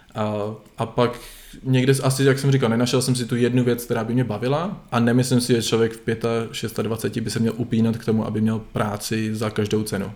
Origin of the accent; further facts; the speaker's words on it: Czechia; moved away as an adult; also born or lived in Netherlands; jsem hrdý na to, že jsem Čech